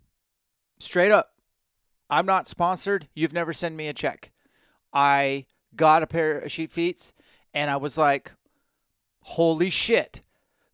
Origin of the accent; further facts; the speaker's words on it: Washington, United States; I'm from Washington